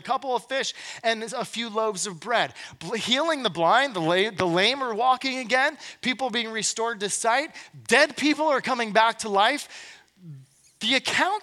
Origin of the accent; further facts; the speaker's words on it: Glen Burnie, Maryland, United States; I'm from Glen Burnie.